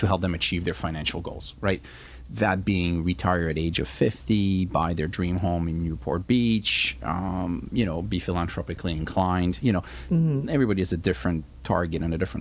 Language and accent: English; Switzerland; moved away as an adult; now in United States; I was born and raised in Switzerland and came to the United States for college at the age of 18.